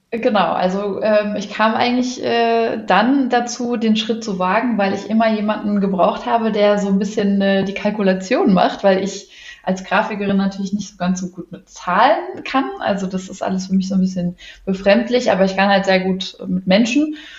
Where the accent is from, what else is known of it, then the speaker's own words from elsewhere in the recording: Wiesbaden, Hesse, Germany; bin aus Wiesbaden, wohne auch in Wiesbaden